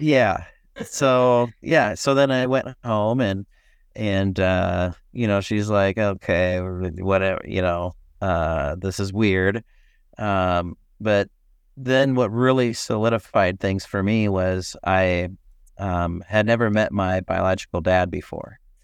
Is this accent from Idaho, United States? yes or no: yes; Boise, Idaho, United States; now in Port Gamble, United States; I grew up in Boise, Idaho